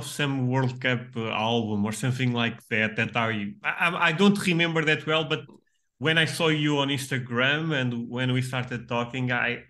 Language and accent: English; Portugal; English is a second language; we are both from Portugal.